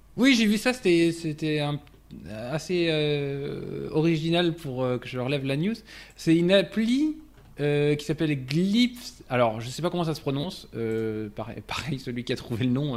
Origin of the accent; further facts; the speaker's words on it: France; je, parlais en tant que français